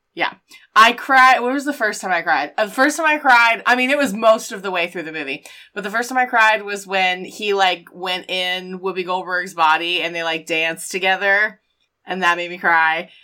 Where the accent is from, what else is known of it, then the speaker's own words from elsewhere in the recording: the South, United States; we're both from the South